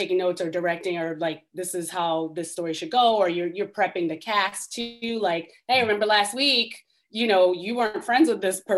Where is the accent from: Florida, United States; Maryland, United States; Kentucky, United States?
Maryland, United States; Baltimore; moved away as an adult; I grew up in Baltimore